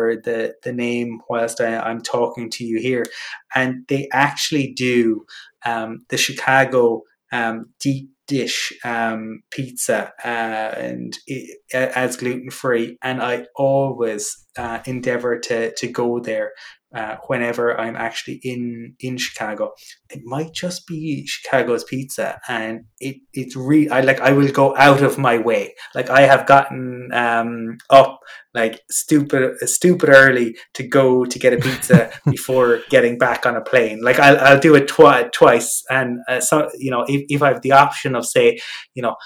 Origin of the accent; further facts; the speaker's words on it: Cork, Munster, Ireland; now in Dublin, Ireland; I'm originally from Cork